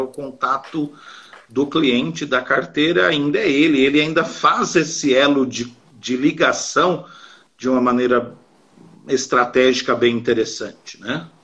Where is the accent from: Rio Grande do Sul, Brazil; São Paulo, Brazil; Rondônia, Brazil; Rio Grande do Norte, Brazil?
São Paulo, Brazil; eu sou de São Paulo